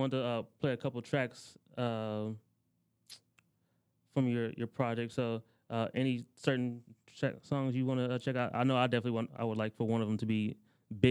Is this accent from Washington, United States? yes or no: no; Ohio, United States; growing up in Ohio all these years